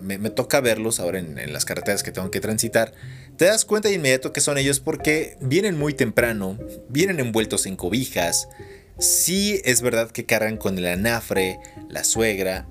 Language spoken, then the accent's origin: Spanish; Mexico City, Mexico; moved away as an adult; now in Hidalgo, Mexico; viví muchos años en Ciudad de México. Y nací allá y crecí allá y allá me desarrollé y todo. Por eso soy chilango hidalguense